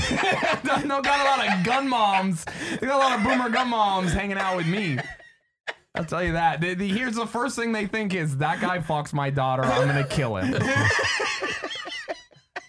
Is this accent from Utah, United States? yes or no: yes; Utah, United States; I'm from Utah